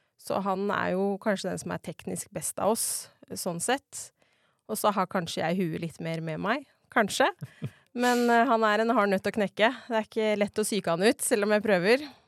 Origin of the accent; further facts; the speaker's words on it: Nannestad, Akershus, Norway; moved away as an adult; now in Setskog, Norway; Jeg er da fra Nannestad og skøyt for Steinsgård tidligere. Bor nå på Setskog